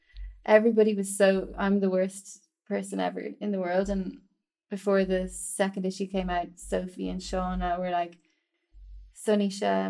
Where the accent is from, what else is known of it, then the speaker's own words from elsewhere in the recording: Ireland; moved away; in Ireland, because I'm Irish